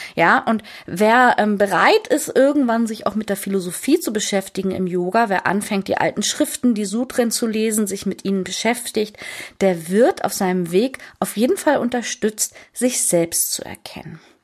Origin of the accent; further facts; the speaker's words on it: Hamburg, Germany; moved away as an adult; Ich bin Hamburgerin